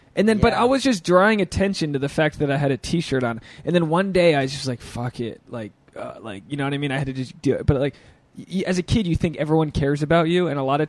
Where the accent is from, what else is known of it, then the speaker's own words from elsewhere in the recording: Rhode Island, United States; moved away; I grew up in Rhode Island.